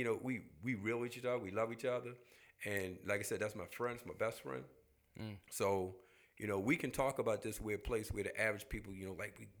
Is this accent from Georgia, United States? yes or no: no; Baltimore, Maryland, United States; I grew up in Baltimore